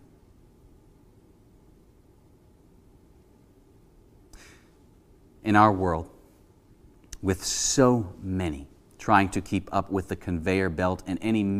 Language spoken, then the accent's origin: English; Cincinnati, Ohio, United States; I spent a summer in college as an intern for the youth group at the Presbyterian Church I grew up in Cincinnati, Ohio.